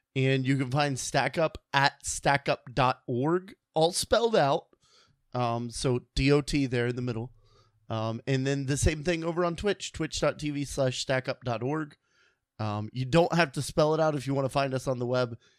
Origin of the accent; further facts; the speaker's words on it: Illinois, United States; I was born in Illinois, so it's really cold up there.